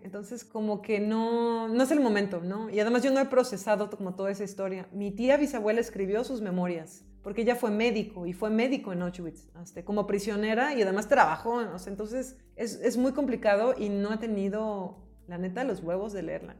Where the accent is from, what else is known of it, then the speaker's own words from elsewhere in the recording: Mexico; nací en México